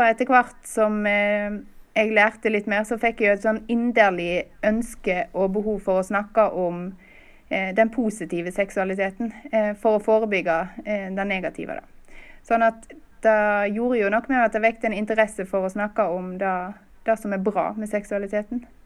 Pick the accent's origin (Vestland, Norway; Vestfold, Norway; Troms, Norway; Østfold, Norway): Vestland, Norway; Stord; Jeg bor nå på Stord, der jeg kommer fra